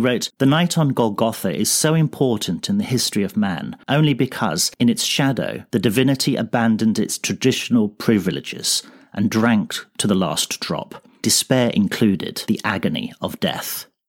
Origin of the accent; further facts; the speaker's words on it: Sri Lanka; also born or lived in England; now in Iceland; I'm this quarter's principal contributor. I grew up in Sri Lanka as a missionary kid and worked as a pastor in England before becoming conference president in Iceland